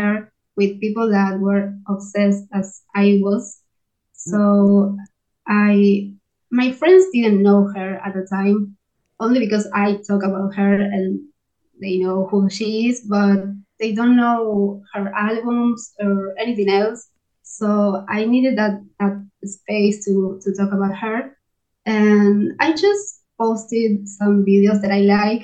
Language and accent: English; Argentina; English is a second language; I'm from Argentina